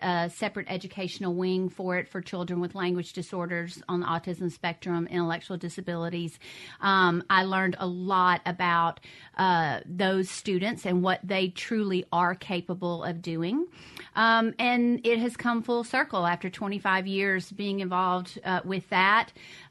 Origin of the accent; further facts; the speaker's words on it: Clarksdale, Mississippi, United States; also born or lived in Tutwiler, Mississippi; I am born and raised in Clarksdale.